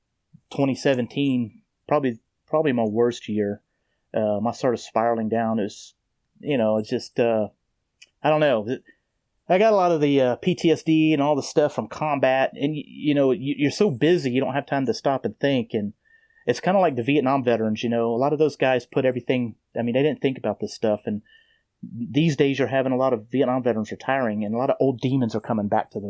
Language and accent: English; Tennessee, United States; also born or lived in Melbourne, Florida; I was born in Melbourne, Florida, and moved to Tennessee when I was a child